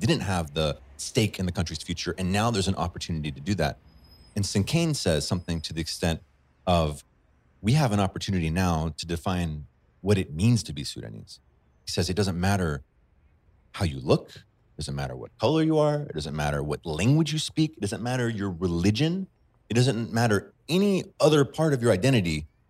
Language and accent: English; Chad; If I can be patient and say, well, I grew up in Chad. I speak Arabic.